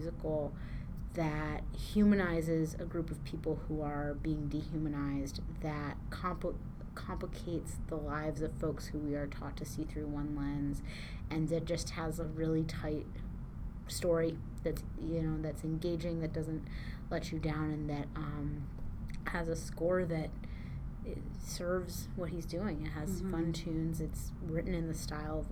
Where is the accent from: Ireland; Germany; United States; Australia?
United States; Gary, Indiana; I'm from Gary, Indiana